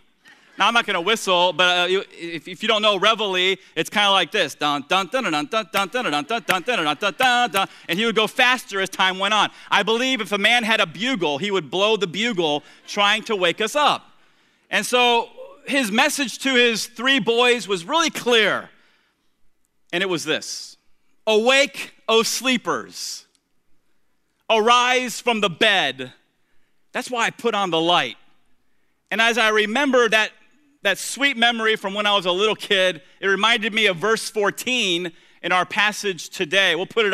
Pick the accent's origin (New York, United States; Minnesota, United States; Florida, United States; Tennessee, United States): Florida, United States; Tampa; the three of us shared the same bedroom in the little wood frame, two-bedroom, one-bath house that we grew up there in Tampa.